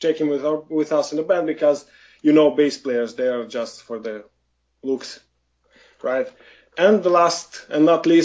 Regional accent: Moldova; I am from Eastern Europe. I was born from in Moldova

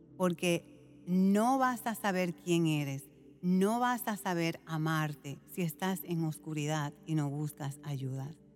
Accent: Puerto Rico; yo fui criada en Puerto Rico

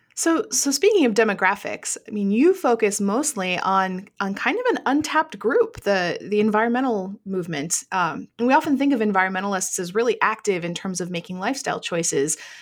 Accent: Vermont, United States; my home state of Vermont

